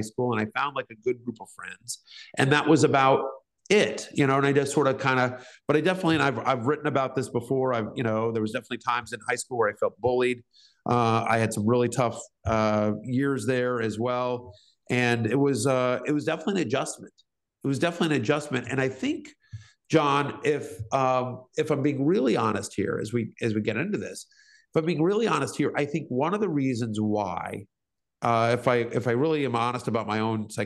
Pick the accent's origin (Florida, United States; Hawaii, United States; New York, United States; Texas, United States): Texas, United States; also born or lived in East Coast; I was a sensitive Jewish kid in South Central Tech growing up in Texas